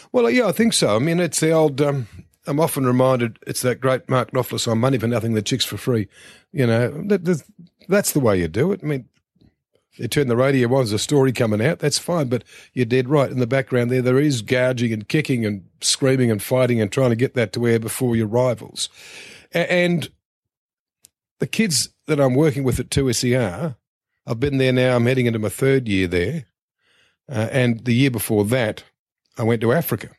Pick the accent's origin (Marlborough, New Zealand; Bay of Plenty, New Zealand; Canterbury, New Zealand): Canterbury, New Zealand; Christchurch; moved away as an adult; also born or lived in Wellington; now in Australia; started working my hometown newspaper, the Christchurch Press